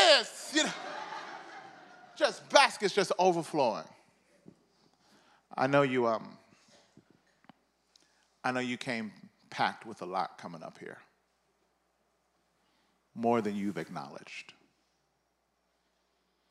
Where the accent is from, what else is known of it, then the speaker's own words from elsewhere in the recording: Mississippi, United States; I'm from the South. I'm from Mississippi